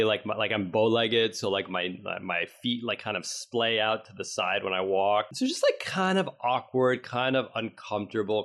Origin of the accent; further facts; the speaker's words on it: New York City, New York, United States; we grew up in the East Village of New York City, Stuyvesant Town, 14th Street